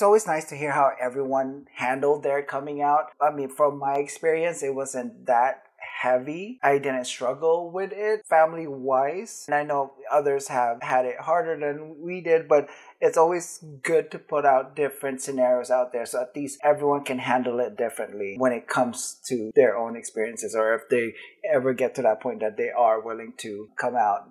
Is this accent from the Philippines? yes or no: yes; Philippines; now in United States; I grew up in the Philippines